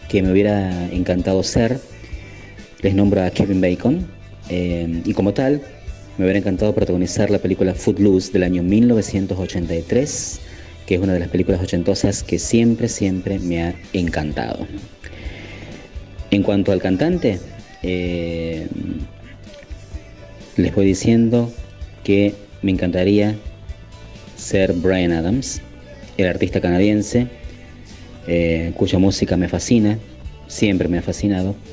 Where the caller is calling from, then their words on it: San Francisco, Córdoba, Argentina; soy de San Francisco, Córdoba